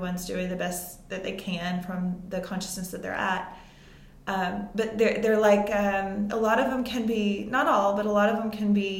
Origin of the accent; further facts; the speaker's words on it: Vicksburg, Mississippi, United States; moved away; I'm from a smaller town in Mississippi. It's called Vicksburg, Mississippi.